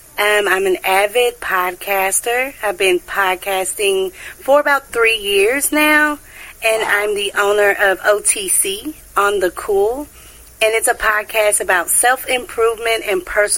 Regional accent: United States; Yes, born and raised in America.

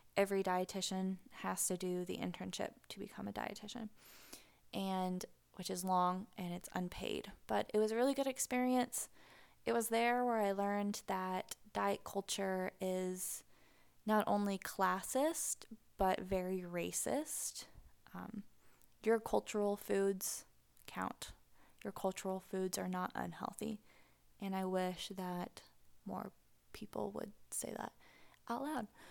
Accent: Pacific Northwest, just north of Seattle, Washington, United States; moved away as an adult; now in Tennessee, United States; I grew up in the Pacific Northwest. Just north of Seattle

